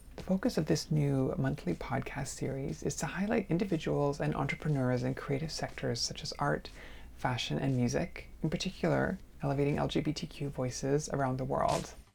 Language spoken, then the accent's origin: English; Canada; now in New York, United States; I'm a Canadian artist currently residing in New York